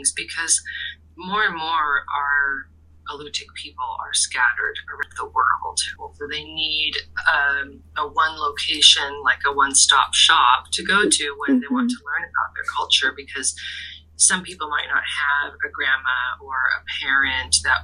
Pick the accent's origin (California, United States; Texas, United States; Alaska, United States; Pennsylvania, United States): Alaska, United States; Kodiak; also born or lived in Larsen Bay, Alaska / Rhode Island (Brown University); I grew up both in Larson Bay and here in Kodiak